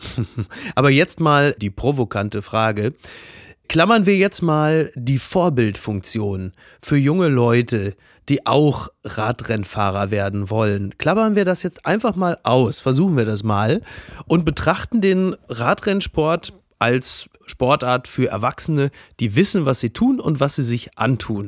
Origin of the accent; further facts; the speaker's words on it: Ruhr area, North Rhine-Westphalia, Germany; Ich bin ein Kind des Ruhrgebiets, äh, in den 90ern im Ruhrgebiet sozialisiert